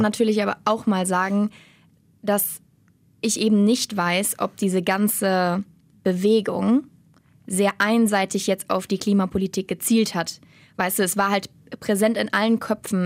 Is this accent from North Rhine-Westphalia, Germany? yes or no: yes; Rhein-Erft-Kreis, North Rhine-Westphalia, Germany; now in Cologne, Germany; Ich komme eigentlich aus dem Er-, Rhein-Erft-Kreis